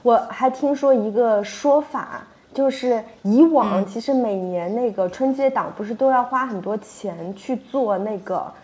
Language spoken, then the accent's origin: Chinese; Jiangsu, China; moved away; 是我们老家的人爱看电影吗